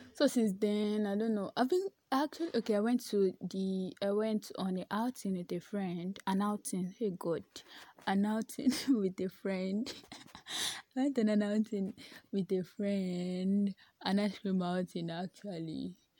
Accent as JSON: {"language": "English", "town": "Ibadan", "region": "Oyo", "country": "Nigeria", "accent": "H factor", "said": "I'm from Ibadan."}